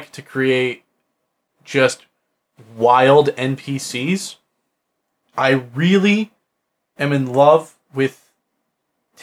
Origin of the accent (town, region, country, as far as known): Midwest, United States; accent: Midwest